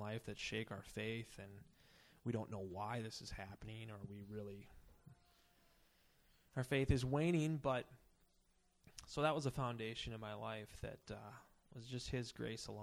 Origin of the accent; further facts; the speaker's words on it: Emily, Minnesota, United States; also born or lived in St. Paul; I grew up in Emily, if you know where that is. It's near here.